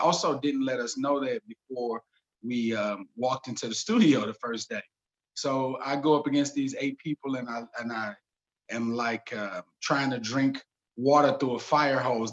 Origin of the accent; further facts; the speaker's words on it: St. Louis, Missouri, United States; I'm from St. Louis, and St. Louis is very segregated